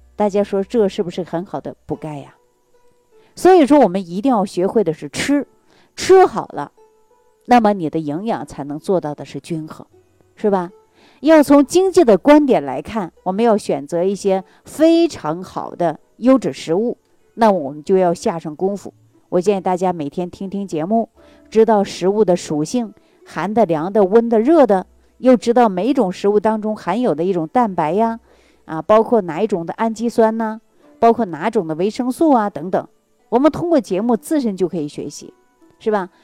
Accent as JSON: {"language": "Chinese", "region": "Jilin", "country": "China", "tie": "born or raised there", "moved": "yes", "said": "我的老家是吉林的。我们那个地方它不产橘子，也不产柚子，有很多水果呀，它都没有"}